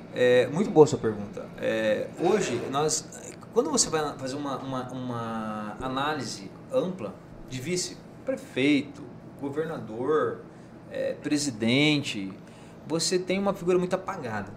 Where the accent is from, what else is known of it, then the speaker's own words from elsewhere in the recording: Rondonópolis, Mato Grosso, Brazil; also born or lived in São Vicente, Mato Grosso; eu nasci em Rondonópolis em 1980, né? Tenho hoje 43 anos